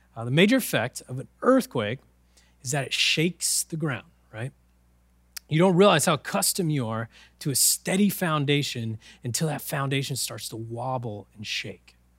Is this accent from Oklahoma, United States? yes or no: yes; Oklahoma, United States; I'm from Oklahoma. the land of tornadoes and whirlwinds